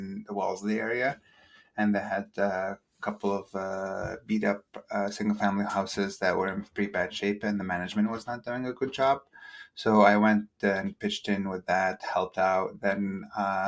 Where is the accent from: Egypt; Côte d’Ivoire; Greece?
Egypt; moved away as an adult; also born or lived in Massachusetts; now in United States; Born and raised in Egypt, but of two cultures.